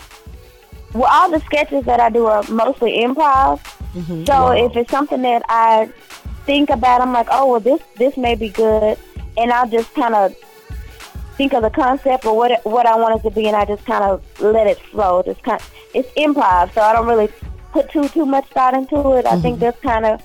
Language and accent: English; Little Rock, Arkansas, United States; moved away as an adult; now in Atlanta, United States; I'm originally from Little Rock, Arkansas, and I moved to Atlanta, Georgia a few years ago